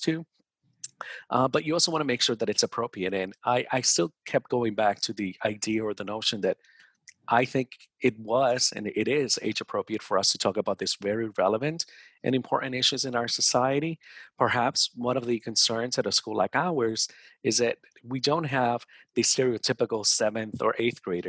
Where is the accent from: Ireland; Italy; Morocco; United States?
United States; New Jersey; I grew up in New Jersey